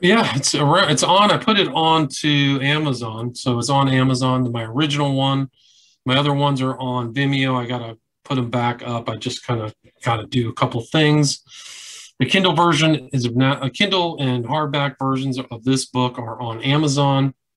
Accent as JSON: {"language": "English", "town": "Palo Alto", "region": "California", "country": "United States", "tie": "born or raised there", "said": "I grew up in Palo Alto"}